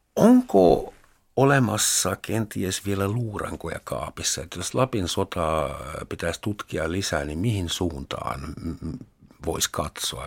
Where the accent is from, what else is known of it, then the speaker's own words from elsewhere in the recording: Überlingen, Baden-Württemberg, Germany; Finnish is a second language; moved away as an adult; now in Finland; Yberlingen nimistä kaupunkia, jossa minä synnyin